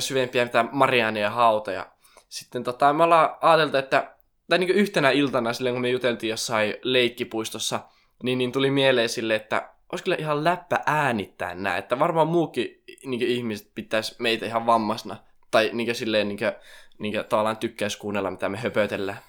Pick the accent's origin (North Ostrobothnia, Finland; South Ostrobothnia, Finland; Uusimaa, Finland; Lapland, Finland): North Ostrobothnia, Finland; Raahe; moved away as an adult; now in Oulu, Finland; mä tuun Raahesta, tai itse asiassa Oulusta nykyään, tai alun perin Raahesta.